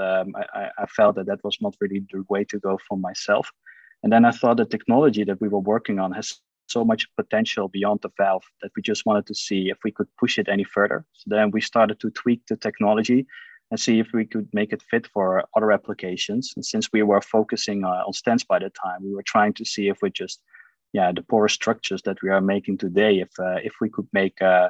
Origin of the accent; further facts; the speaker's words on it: Eindhoven, North Brabant, Netherlands; I'm born and raised in Eindhoven.